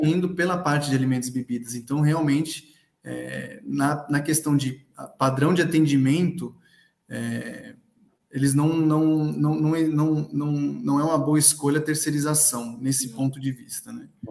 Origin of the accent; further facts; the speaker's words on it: São Paulo, Brazil; eu sou de São Paulo